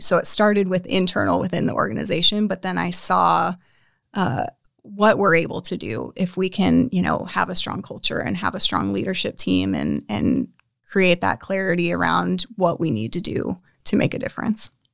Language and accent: English; North Platte, Nebraska, United States; I was m, raised in North Platte, smaller town, but not too small